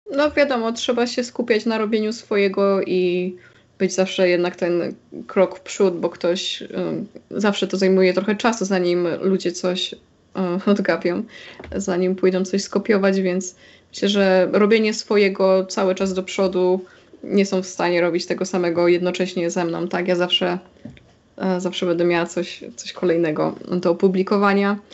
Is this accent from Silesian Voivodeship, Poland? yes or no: yes; Silesian Voivodeship, Poland; ja jestem ze Śląska, z Górnego Śląska